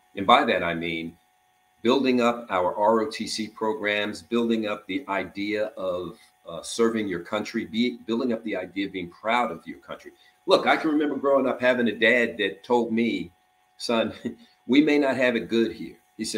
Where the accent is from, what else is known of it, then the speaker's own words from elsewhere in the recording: New Jersey, United States; I was being from North New Jersey.